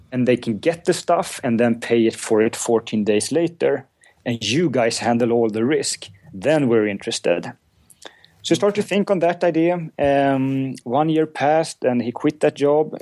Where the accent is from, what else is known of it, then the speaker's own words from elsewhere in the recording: Uppsala, Uppsala County, Sweden; I'm from Uppsala, which is uh, about an hour north of Stockholm